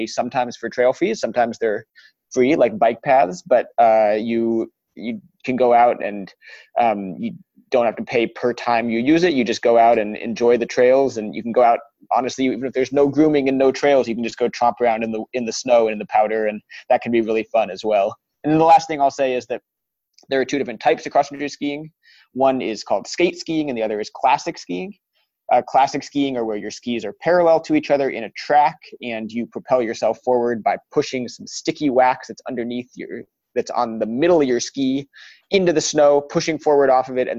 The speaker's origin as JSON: {"language": "English", "region": "Colorado", "country": "United States", "tie": "born or raised there", "also_born_or_lived": "Denver, Colorado", "said": "growing up in Colorado was the best place in the world to grow up"}